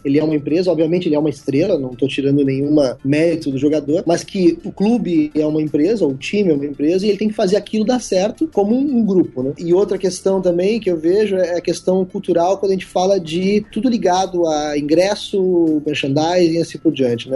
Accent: southern Brazil, Brazil; also born or lived in New Zealand; Eu sou aqui do sul do Brasil

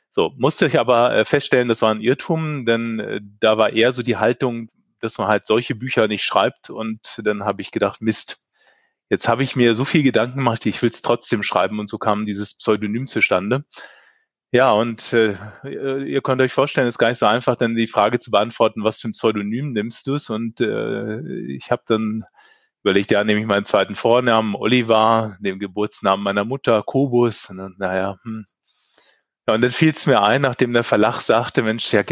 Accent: Northern Germany, Germany; Und äh, genieße hier als Norddeutscher das Leben in Bayern.

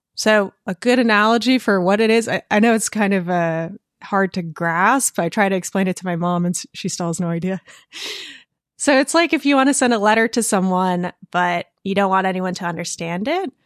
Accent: Connecticut and Vermont, Northeast, United States; moved away; also born or lived in Russia / California; I spent my childhood in Connecticut and Vermont.

